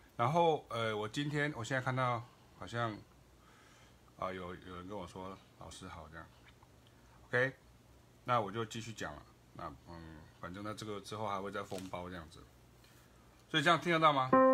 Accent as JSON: {"language": "Chinese", "country": "Taiwan", "said": "我也是台湾人"}